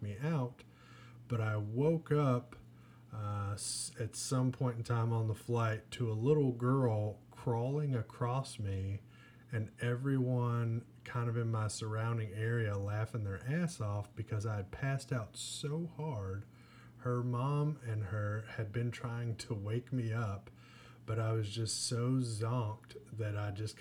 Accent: Owensboro, Kentucky, United States; we're from Owensboro

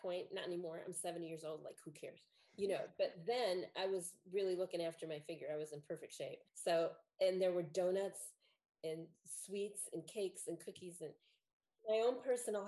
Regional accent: Chicago, Illinois, United States; I'm from Chicago.

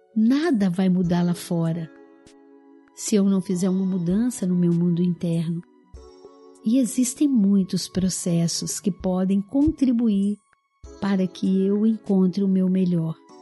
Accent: Araújos, Minas Gerais, Brazil; moved away; Eu vim do interior de Minas, né, onde meus pais moram ainda, a cidadezinha de Araújos

